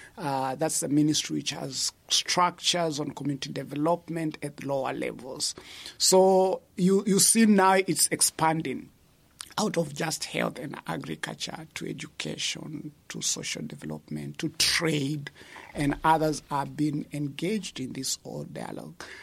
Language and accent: English; Kenya; moved away as an adult; also born or lived in Netherlands; now in Uganda; I'm originally from Kenya